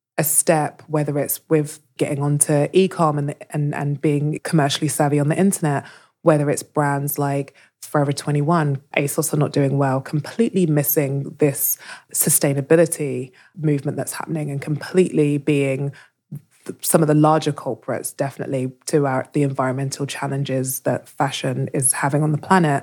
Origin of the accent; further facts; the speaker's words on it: London, United Kingdom; I was born in London